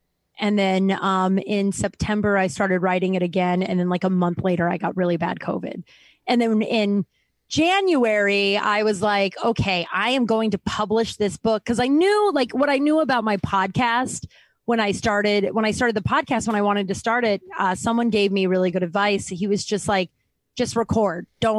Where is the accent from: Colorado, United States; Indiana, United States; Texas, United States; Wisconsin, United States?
Colorado, United States; Littleton; I grew up in Littleton, Colorado, where my history was very whitewashed.